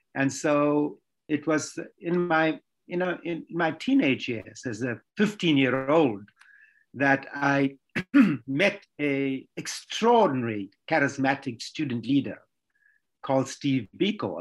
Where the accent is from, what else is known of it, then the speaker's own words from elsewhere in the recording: Durban, KwaZulu-Natal, South Africa; I was born in Durban. It's a city in the KwaZulu Natal province of South Africa